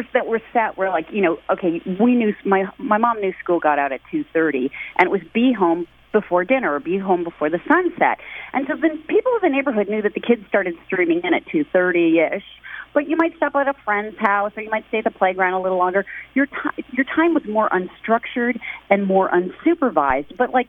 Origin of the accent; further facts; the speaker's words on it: Midwest, United States; also born or lived in New York / Michigan / Minnesota / Ohio; I grew up mostly in the Midwest. I was born in New York, but I lived in Michigan, Minnesota, Ohio, and Illinois.